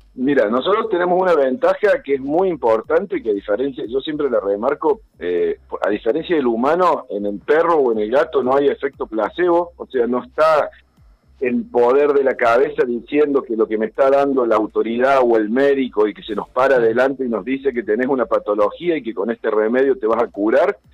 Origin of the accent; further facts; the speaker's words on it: Sierras de Córdoba, Argentina; Soy veterinario de la Sierra de Córdoba